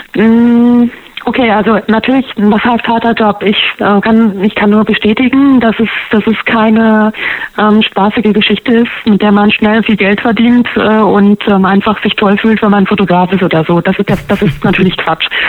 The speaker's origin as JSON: {"language": "German", "region": "Harz", "country": "Germany", "moved": "yes", "lives_now": "Berlin, Germany", "said": "Ich komme ursprünglich aus dem Harz"}